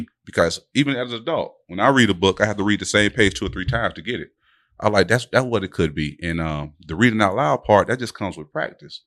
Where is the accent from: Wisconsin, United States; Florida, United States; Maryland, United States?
Florida, United States; Delray Beach; born and raised in Delray. You know, we both went off to go to school and came back home.